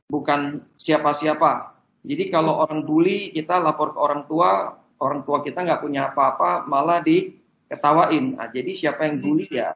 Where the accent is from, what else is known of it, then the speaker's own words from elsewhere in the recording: Pontianak, West Kalimantan, Indonesia; Bahwa dari kecil sekolah saya itu di Jesuit